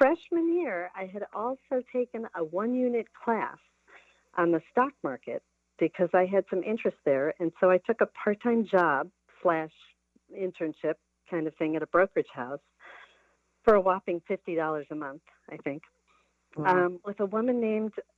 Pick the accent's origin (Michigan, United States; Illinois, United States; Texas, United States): Michigan, United States; Detroit; I am originally a Midwest native. I grew up outside of Detroit